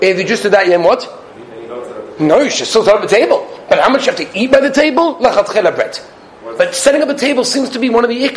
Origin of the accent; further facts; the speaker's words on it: Australia; I'm Australian, Belgian